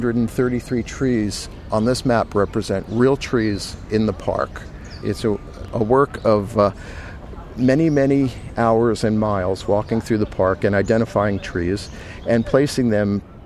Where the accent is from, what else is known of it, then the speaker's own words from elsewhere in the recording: New York, United States; I'm a New Yorker